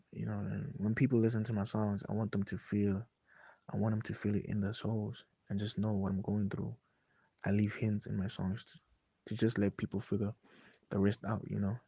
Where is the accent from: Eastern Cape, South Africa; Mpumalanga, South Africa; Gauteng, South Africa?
Gauteng, South Africa; Soshanguve; I'm from Soshanguve.